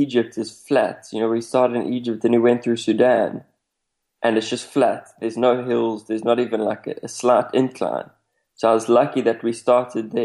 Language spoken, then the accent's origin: English; South Africa; I come from South Africa